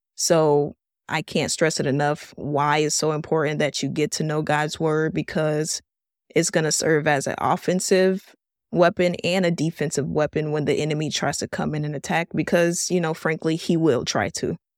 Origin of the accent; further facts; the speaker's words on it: Miami, Florida, United States; I was born and raised here in Miami, Florida